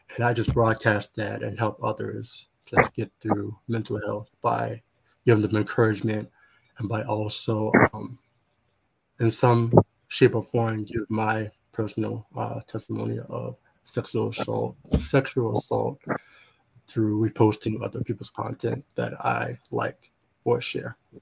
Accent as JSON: {"language": "English", "region": "North Carolina", "country": "United States", "said": "I am from North Carolina"}